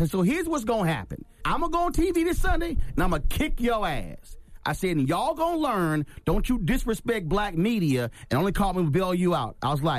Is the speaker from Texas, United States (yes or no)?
yes; Houston, Texas, United States; And I knew he was from Houston. I'm from Houston as well.